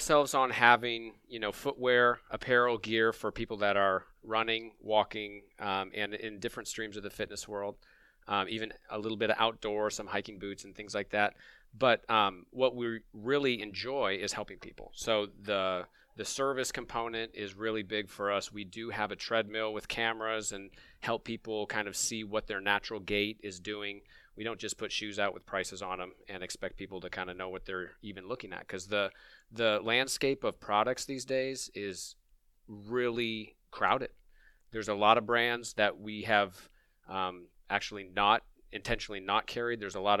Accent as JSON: {"language": "English", "town": "La Crosse", "region": "Wisconsin", "country": "United States", "tie": "born or raised there", "also_born_or_lived": "Madison, Wisconsin / Colorado", "said": "We're both from Wisconsin. I'm originally from La Crosse, went to high school there, had a little bit of a growing up in Colorado for a little bit, and then back to Wisconsin. I was born in Madison."}